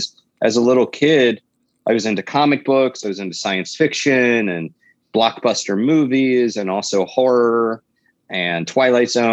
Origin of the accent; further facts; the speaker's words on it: the South, United States; accent: Southern drawl; I was raised in the South, and even though I don't think I have an accent, every so often there's a drawl that kicks